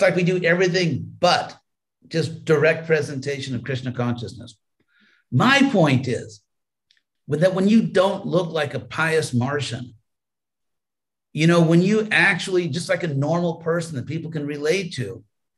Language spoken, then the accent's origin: English; California, United States; I was from California